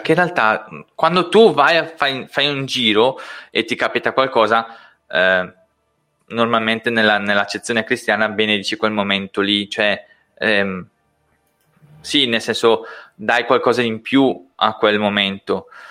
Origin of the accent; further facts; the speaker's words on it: Brescia, Lombardy, Italy; accent: Brescian dialect; first language Brescian; io parlo in dialetto bresciano, è nella mia forma